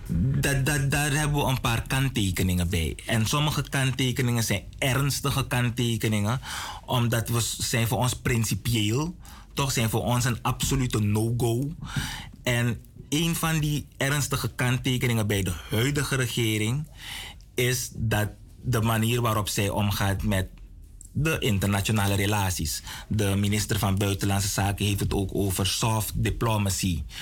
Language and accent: Dutch; Suriname; we als Surinamers